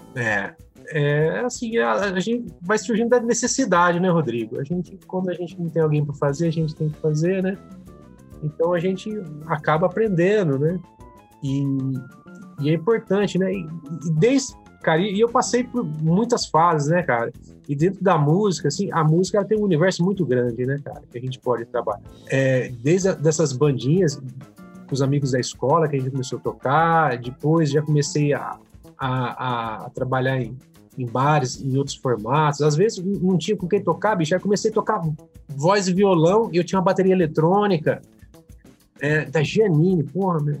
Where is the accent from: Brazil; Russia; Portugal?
Brazil; Franca, São Paulo; Eu sou daqui do interior de São Paulo, né? Uma cidade de Franca